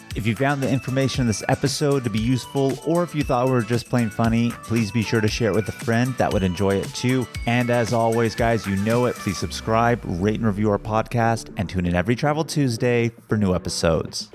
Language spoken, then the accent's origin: English; California, United States; we're from California